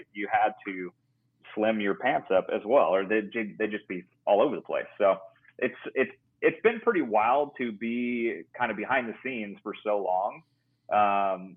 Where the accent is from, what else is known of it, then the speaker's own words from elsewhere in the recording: Escondido, California, United States; growing up in Escondido, it was only like an hour and a half to Ocotillo Wells and Glamis.